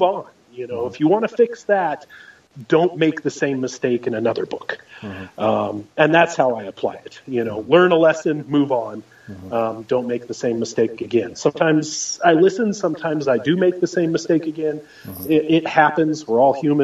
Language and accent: English; Oregon, United States; I grew up in Oregon